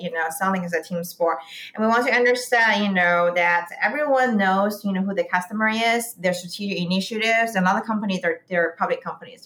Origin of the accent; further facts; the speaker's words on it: Beijing, China; moved away as an adult; also born or lived in St. Louis, United States; now in San Francisco, United States; I grew up in Beijing